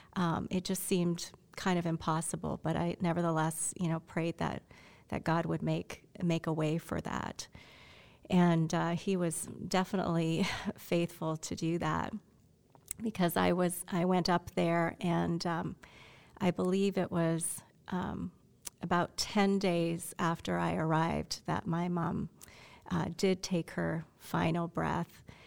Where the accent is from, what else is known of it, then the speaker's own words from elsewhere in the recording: Canada; moved away; I'm Canadian. I have a Canadian passport